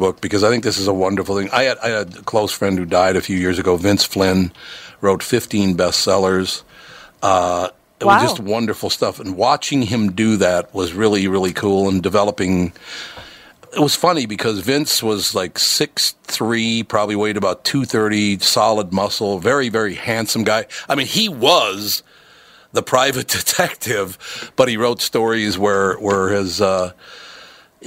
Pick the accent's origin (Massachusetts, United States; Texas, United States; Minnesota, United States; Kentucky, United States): Minnesota, United States; also born or lived in Chicago / New York / Miami; I was born in Minnesota, grew up in Minnesota